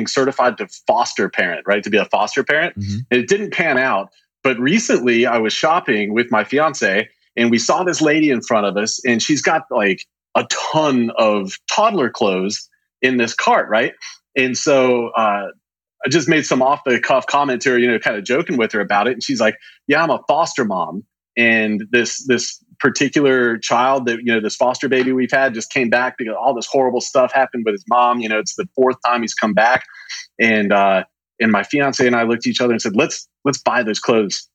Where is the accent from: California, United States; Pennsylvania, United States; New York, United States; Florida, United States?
Florida, United States; Pensacola; born or raised there; now in Dallas, United States